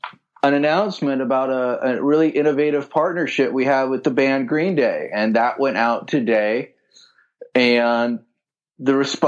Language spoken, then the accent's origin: English; Los Angeles, California, United States; also born or lived in San Diego; I grew up in the San Fernando Valley, homegrown.